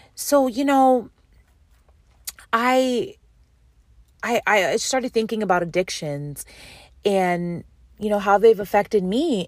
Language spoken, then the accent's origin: English; Western New York, United States; also born or lived in San Diego; now in California, United States; I am from Western New York